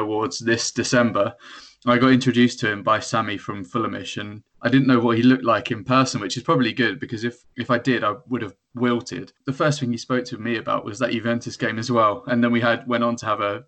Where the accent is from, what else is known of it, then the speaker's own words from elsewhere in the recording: England, United Kingdom; As an Englishman